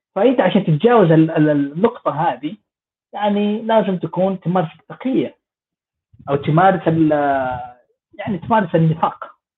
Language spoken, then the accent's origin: Arabic; Jeddah, Makkah Province, Saudi Arabia; moved away; أنا من جدة